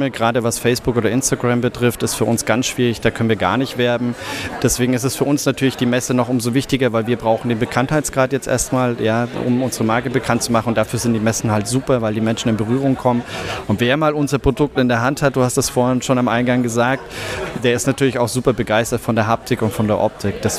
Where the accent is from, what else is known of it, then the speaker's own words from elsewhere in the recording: Bavaria, Germany; Wir kommen aus der Nähe von Nürnberg, ja, aus, aus Bayern